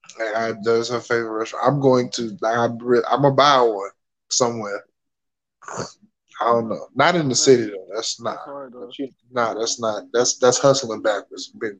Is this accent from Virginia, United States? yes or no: yes; Virginia, United States; Nah, I lied. I'm from Virginia.